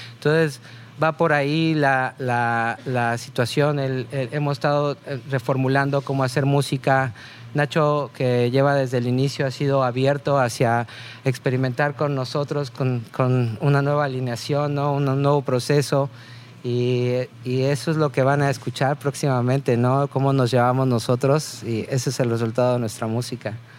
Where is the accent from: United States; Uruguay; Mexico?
Mexico; para nosotros como mexicanos